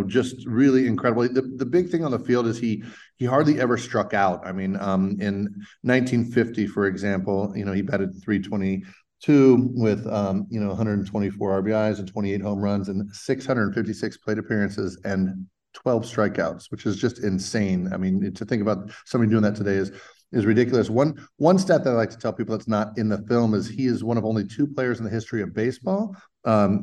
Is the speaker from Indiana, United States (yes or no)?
yes; Indiana, United States; moved away; I was originally from Indiana.